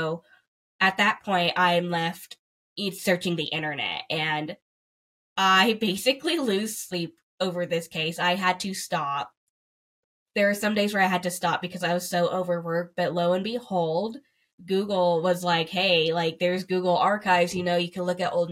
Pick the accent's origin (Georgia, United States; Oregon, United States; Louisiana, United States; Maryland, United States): Georgia, United States; Ringgold; my hometown of Ringgold, Georgia.